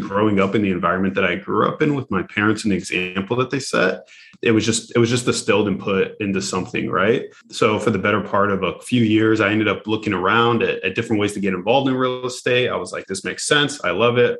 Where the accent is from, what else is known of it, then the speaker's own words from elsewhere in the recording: Southern California, United States; I was born and raised in Southern California